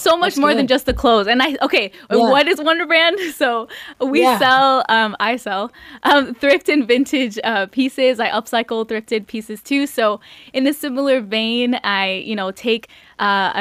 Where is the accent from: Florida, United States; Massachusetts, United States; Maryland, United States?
Massachusetts, United States; Revere; growing up in Revere, the carnival isn't there